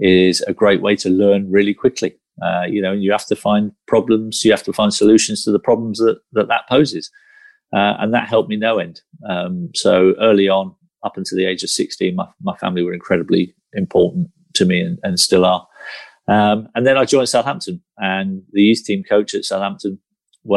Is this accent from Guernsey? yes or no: yes; Guernsey; growing up in Guernsey